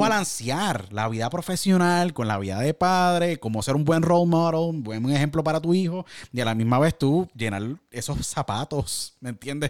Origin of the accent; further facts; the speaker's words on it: San Juan, Puerto Rico; San Juan, Puerto Rico de donde yo nací